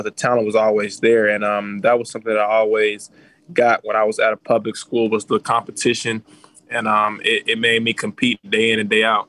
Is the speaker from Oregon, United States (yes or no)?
no; Chicago, Illinois, United States; being from Chicago.